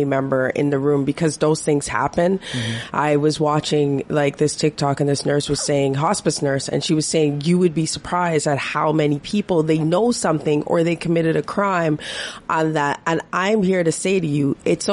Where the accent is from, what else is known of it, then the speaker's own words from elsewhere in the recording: Toronto, Ontario, Canada; moved away as an adult; I grew up in Toronto, and I had friends in high school